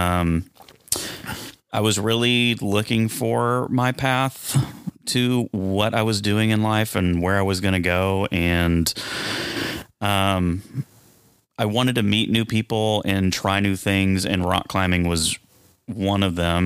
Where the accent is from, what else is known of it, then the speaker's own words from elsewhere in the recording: Dallas, Texas, United States; I'm from Dallas. I've lived here about 20 years.